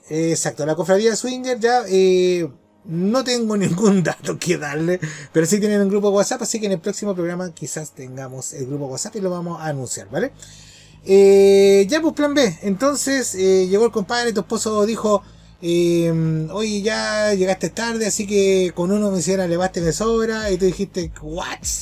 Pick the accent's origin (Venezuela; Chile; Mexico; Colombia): Chile; como buenos chilenos